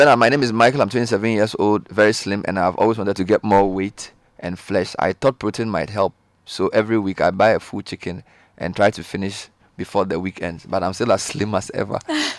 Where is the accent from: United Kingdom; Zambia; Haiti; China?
Zambia; And I'm from Zambia.